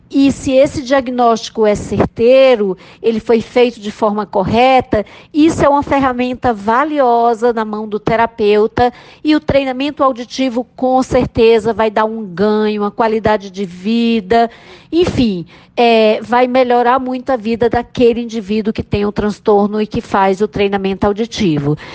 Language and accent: Portuguese; Ceará, Brazil; Eu sou da Universidade Federal do Rio de Janeiro, mas eu sou nordestina, sou cearense